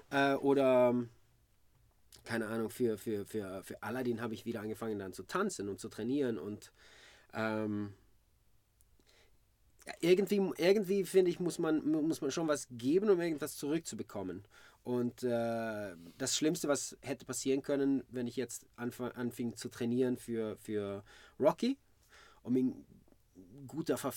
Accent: Malmö, Skåne, Sweden; Ich bin in Malmö geboren, 1978.

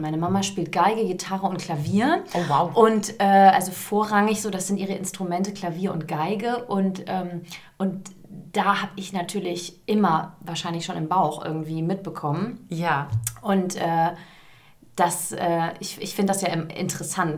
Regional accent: Giessen, Hesse, Germany; first language German; moved away as an adult; also born or lived in London; ich komme aus Gießen, mhm. mitten in Hessen, in der Nähe von Frankfurt

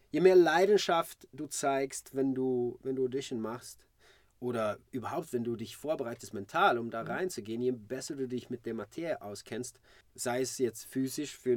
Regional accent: Malmö, Skåne, Sweden; Ich bin in Malmö geboren, 1978.

